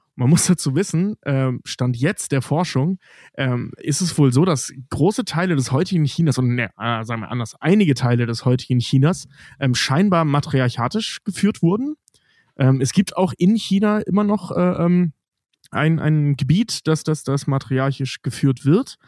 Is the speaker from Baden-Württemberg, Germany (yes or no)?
no; Cologne commuter belt, North Rhine-Westphalia, Germany; jemand, der aus dem Speckgürtel Kölns im weitesten Sinne, im sehr weitesten Sinne kommt, also Rheinländer einfach ist